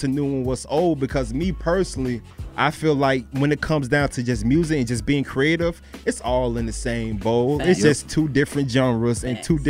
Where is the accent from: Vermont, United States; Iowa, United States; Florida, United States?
Florida, United States; now in Atlanta, United States; You know, when I moved up here, I'm from Florida, by the way.